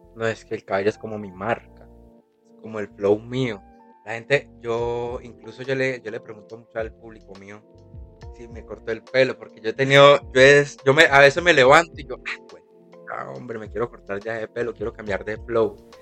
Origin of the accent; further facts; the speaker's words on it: Tuluá, Valle del Cauca, Colombia; moved away as an adult; now in Cali, Colombia; yo soy de Tuluá. Yo soy de Tuluá, entonces cuando yo empecé a romper, a romper, yo sentí que eh, se me estaba haciendo un poquito pequeño el, el pueblo donde yo soy